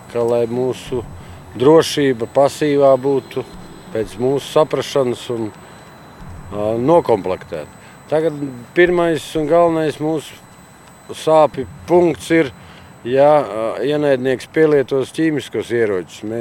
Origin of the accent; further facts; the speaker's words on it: Riga, Latvia; Latvijas vienības karavīrs. Esmu no Rīgas, Grīziņkalna.